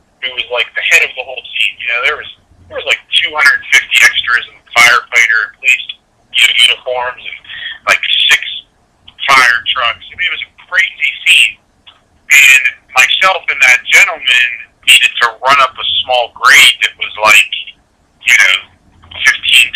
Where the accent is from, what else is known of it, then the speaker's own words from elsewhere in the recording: Pittsburgh, Pennsylvania, United States; being that I'm from Pittsburgh, my in-laws still live in Pittsburgh out by the airport.